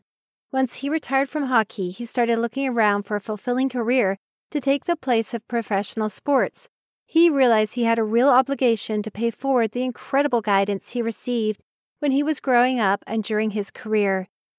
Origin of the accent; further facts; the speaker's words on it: Oak Park, Michigan, United States; He is from my hometown of Oak Park, Michigan.